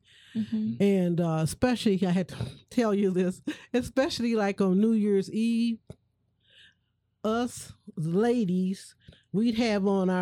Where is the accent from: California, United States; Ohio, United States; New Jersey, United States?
Ohio, United States; Toledo; I'm originally from Toledo, Ohio